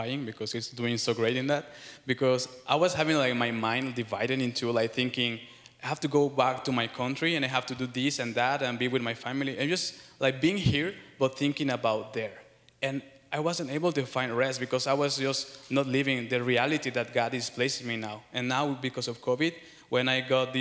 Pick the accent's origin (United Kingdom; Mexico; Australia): Mexico; now in Pella, United States; I'm from Mexico. I used to be from Mexico